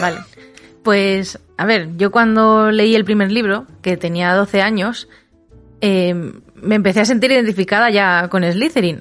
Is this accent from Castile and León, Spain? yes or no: yes; Segovia, Castile and León, Spain; me fui a Madrid de excursión desde Segovia, mi ciudad natal